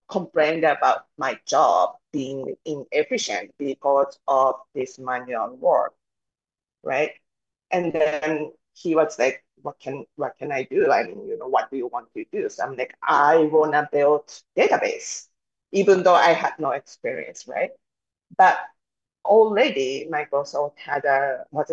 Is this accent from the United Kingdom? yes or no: no; Japan; Growing up, I was born and raised in Japan